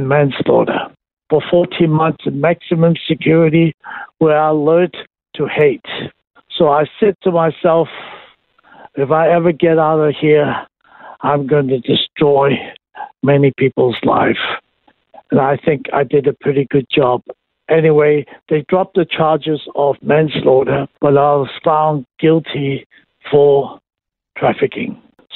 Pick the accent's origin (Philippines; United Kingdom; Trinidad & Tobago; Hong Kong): Hong Kong; I was born and raised in Hong Kong